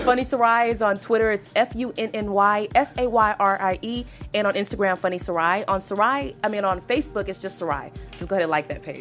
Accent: the South, United States; I'm from the South

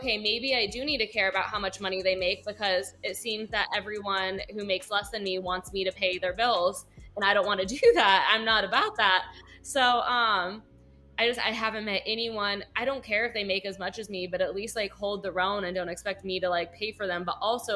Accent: Manhattan Beach, California, United States; I'm from Manhattan Beach, though, which is like a smaller little community in LA. Still technically LA because it's right next to LAX, but my parents, they raised me in the church community

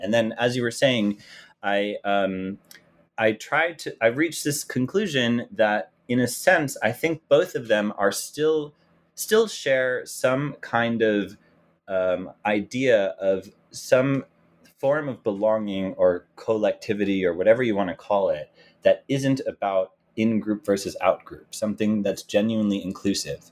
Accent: United States; as an American and as a Jew

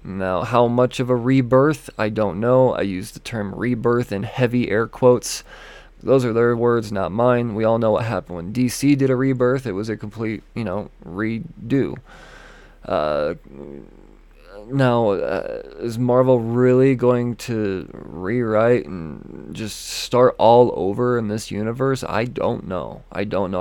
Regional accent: Denver, Colorado, United States; Denver Pop Culture Con. My hometown convention

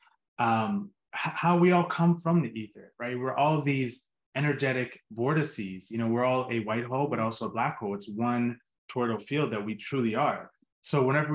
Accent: Pittsburgh, Pennsylvania, United States; I grew up in Pittsburgh

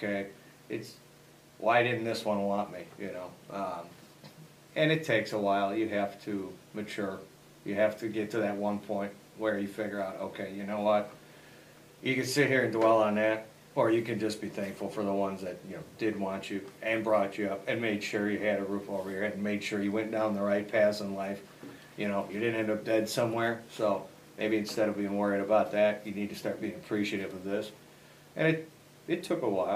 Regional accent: Fond du Lac, Wisconsin, United States; now in Elburn, United States; Fond du Lac, Wisconsin, the majority of my life was spent there

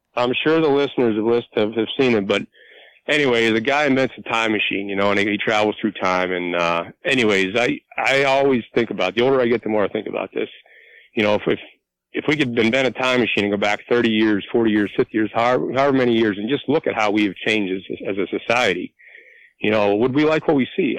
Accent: Clearfield County, Pennsylvania, United States; moved away as an adult; now in Tioga County, Pennsylvania, United States; I'm originally from Clearfield County, and I'm 43 years old

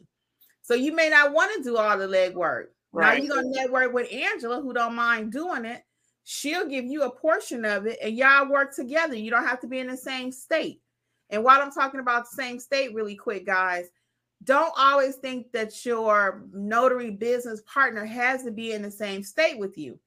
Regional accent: Detroit, Michigan, United States; moved away; also born or lived in the South; I'm from Detroit originally

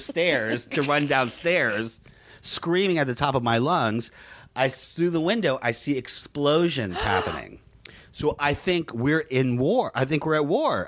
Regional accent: United States; moved away as an adult; also born or lived in Peru / New York / Orlando; now in Los Angeles, United States; I grew up in Florida and Louisiana

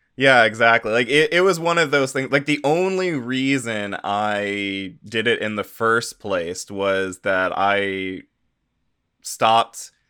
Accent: United States; as an American

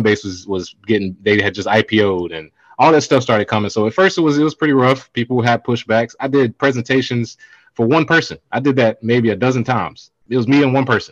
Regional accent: Charlotte, North Carolina, United States; I'm from Charlotte, which is the second biggest, maybe third biggest banking city in America

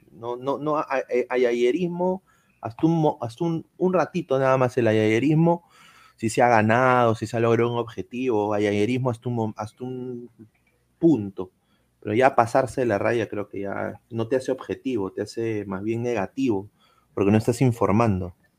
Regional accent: Orlando, Florida, United States; moved away; yo crecí en Orlando prácticamente, viví mitad de mi, vida, 16 años, 16 años en Orlando

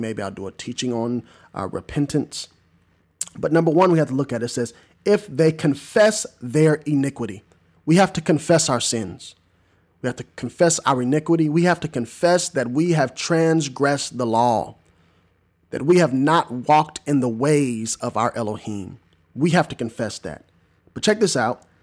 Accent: Southern Illinois, United States; moved away; also born or lived in Arlington, Tennessee; in Southern Illinois, my hometown

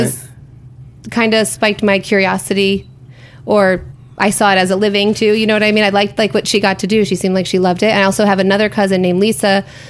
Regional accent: Schenectady, New York, United States; I grew up in upstate New York, a place called Schenectady.

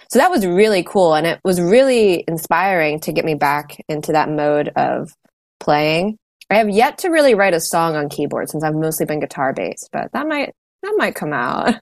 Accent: Washington, District of Columbia, United States; I'm in the Washington DC area and I grew up around the city here.

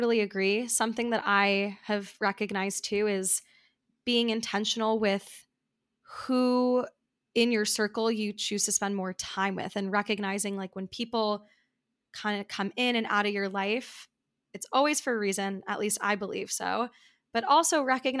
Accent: New York, United States; So as someone who also lives in New York and has been here for some time

